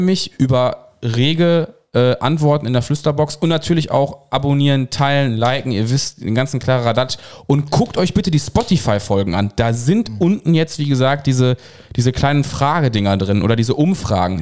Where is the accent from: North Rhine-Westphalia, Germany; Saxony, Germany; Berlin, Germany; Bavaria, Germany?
North Rhine-Westphalia, Germany; Cologne; Ich bin ja in Köln geboren, wie ihr wisst, deswegen habe ich da ähm, ja, ja die so Großstadt, die Großstadt im Background